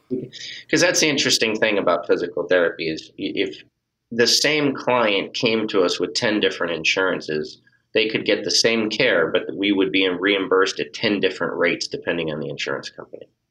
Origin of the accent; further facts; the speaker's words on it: Northeast, United States; also born or lived in Miami, Florida / West Palm Beach, Florida; now in Massachusetts, United States; moved up to Massachusetts because I was from the Northeast and always wanted to get back to the Northeast